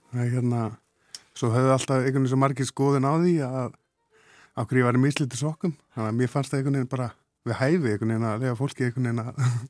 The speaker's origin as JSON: {"language": "Icelandic", "town": "Ísafjörður", "region": "Westfjords", "country": "Iceland", "said": "ég er að vestan. Ísafjörði"}